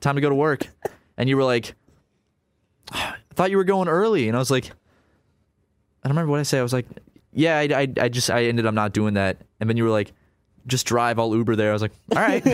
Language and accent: English; South Carolina, United States; we grew up in South Carolina